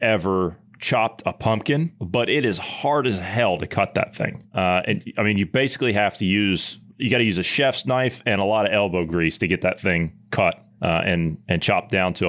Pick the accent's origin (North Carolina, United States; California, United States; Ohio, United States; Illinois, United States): Ohio, United States; Obviously, I'm a Midwesterner. I'm from Ohio, and you're from down south in Oklahoma.